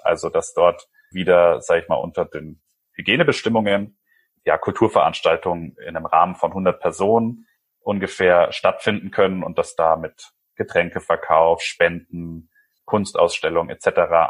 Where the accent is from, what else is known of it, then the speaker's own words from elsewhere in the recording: Germany; also born or lived in Chile; now in Nuremberg, Germany; ich bin auf dem Land aufgewachsen